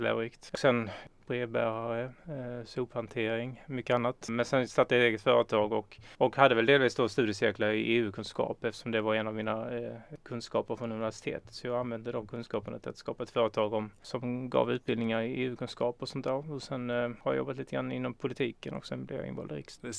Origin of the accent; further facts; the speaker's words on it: Norra Åsum, Skåne, Sweden; also born or lived in Lund; Jag är uppvuxen i Norra Åsum som ligger eh, några kilometer utanför Kristianstad.